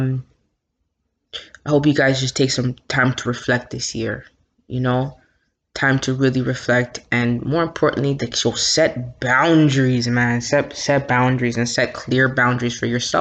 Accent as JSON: {"language": "English", "town": "Toronto", "region": "Ontario", "country": "Canada", "tie": "born or raised there", "also_born_or_lived": "Scarborough, Toronto", "said": "I may be from Scarborough. This is where I live, but yo, Jane and Finch raised me. That's where I'm from."}